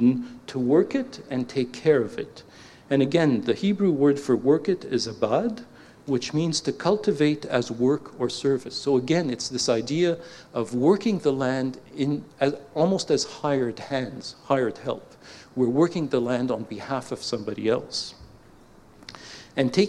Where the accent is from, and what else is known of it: Canada; accent: Canadian